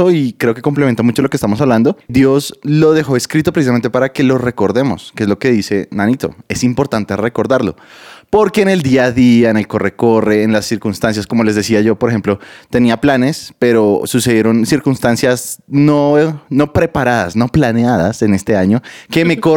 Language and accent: Spanish; Bogotá, Colombia; soy, soy cachaco a la carachas. Vengo de Bogotá.